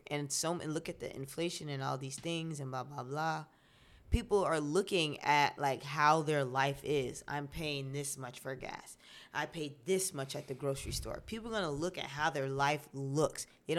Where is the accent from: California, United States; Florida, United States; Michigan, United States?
Florida, United States; I am from Florida.